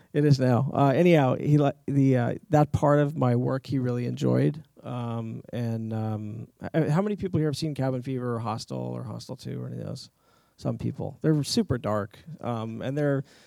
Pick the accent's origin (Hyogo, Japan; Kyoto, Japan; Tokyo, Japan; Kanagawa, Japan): Kyoto, Japan; moved away; growing up in Japan, we had a couple of Japanese instruments around